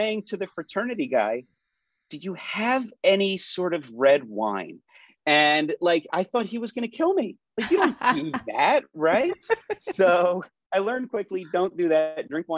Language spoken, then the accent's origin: English; Philadelphia suburbs, Pennsylvania, United States; I grew up in the Philadelphia suburbs